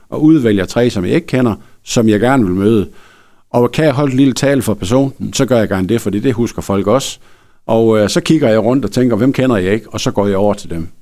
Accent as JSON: {"language": "Danish", "town": "Frederikshavn", "region": "North Denmark Region", "country": "Denmark", "said": "jeg er fra Frederikshavn"}